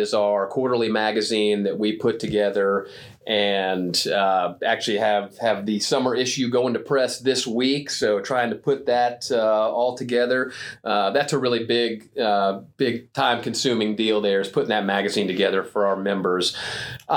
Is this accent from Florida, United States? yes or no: yes; Orlando, Florida, United States; moved away as an adult; now in Texas, United States; born and raised in Orlando, Florida, and grew up there